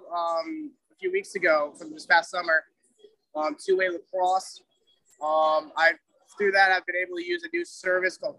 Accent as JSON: {"language": "English", "region": "Connecticut", "country": "United States", "also_born_or_lived": "New Hampshire", "said": "I'm from Connecticut originally, went to school in New Hampshire"}